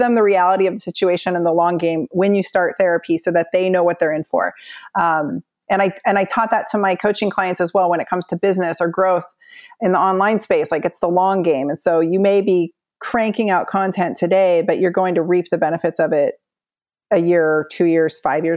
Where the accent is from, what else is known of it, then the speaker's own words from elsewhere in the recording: Southern California, United States; moved away; also born or lived in Pacific Northwest; I grew up in Southern California where like the meanest girls live